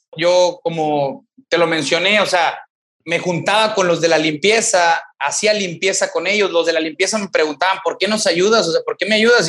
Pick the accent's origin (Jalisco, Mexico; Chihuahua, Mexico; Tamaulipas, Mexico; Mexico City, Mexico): Tamaulipas, Mexico; Ejido Tierra Nueva, near Ciudad Victoria; Yo soy de aquí de Ciudad Victoria, Tamaulipas, pero vivo, bueno, crecí fuera de Ciudad Victoria, Tamaulipas, en un ejido que se llama Ejido Tierra Nueva.